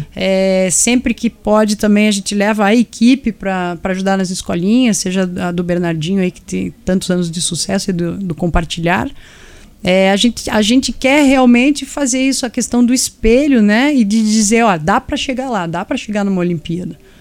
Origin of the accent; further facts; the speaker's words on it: Paraná, Brazil; como paranaense